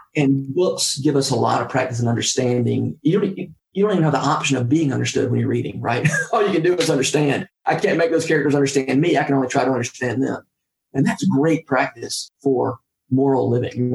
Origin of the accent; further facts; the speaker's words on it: Warner Robins, Georgia, United States; moved away as an adult; also born or lived in Nashville, Tennessee; I went down to my hometown for the summer to, to work on a remodeling crew